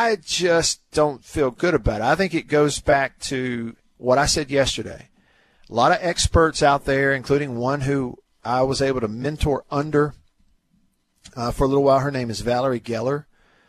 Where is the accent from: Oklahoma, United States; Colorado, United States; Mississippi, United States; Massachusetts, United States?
Mississippi, United States; Tupelo; now in Jackson, United States; my hometown of Tupelo